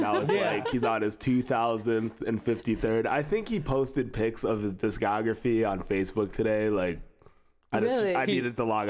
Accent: Oak Park, Michigan, United States; also born or lived in Ann Arbor, Michigan; I grew up around, lived in Oak Park, which is right by Detroit. So went to Berkeley High School.

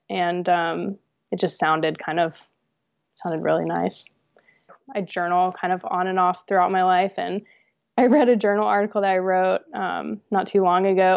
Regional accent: New Hampshire, United States; also born or lived in New York; we moved to New Hampshire from New York where we were living, um, when I was about, I think, five years old

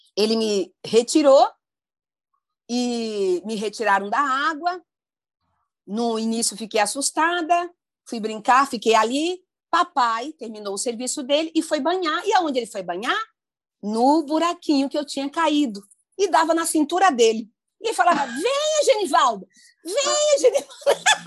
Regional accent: Ilha das Flores, Sergipe, Brazil; eu nasci no Nordeste brasileiro, em Sergipe, Ilha das Flores

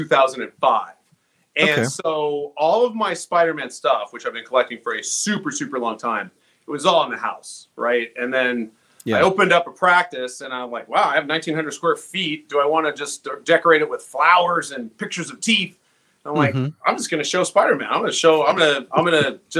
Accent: Las Vegas, Nevada, United States; moved away; I'm from Las Vegas originally, and third grade, Mrs. Seals, in Vail Pittman Elementary School

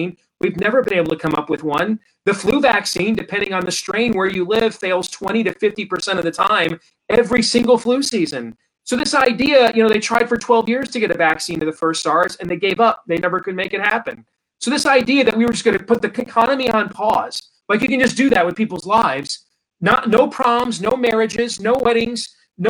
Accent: Iowa, United States; my home state of Iowa

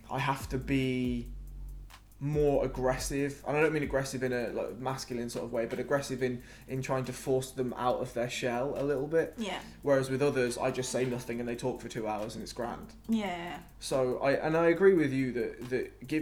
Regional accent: Telford, West Midlands, United Kingdom; moved away as an adult; also born or lived in Wales; now in London, United Kingdom; So they moved to Telford and that's where I grew up. Telford's like 20 miles from Birmingham. Well, I spent most of my life in Telford. I was born in Wales, but when I was 3, I moved to Telford.

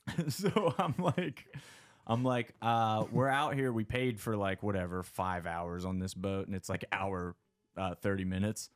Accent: McConnellsburg, Pennsylvania, United States; I grew up in South Central P A in a little town called McConnellsburg

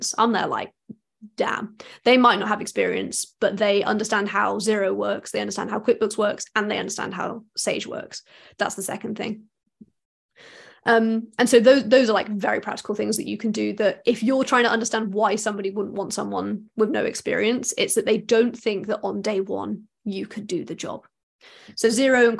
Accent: United Kingdom; as British people

